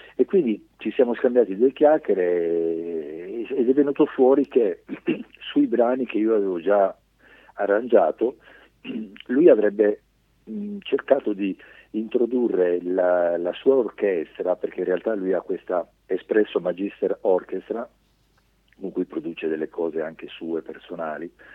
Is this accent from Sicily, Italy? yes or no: yes; Augusta, Sicily, Italy; sono soltanto nato in Sicilia, mio padre è ungherese, fiumano e mia mamma tedesca di Francoforte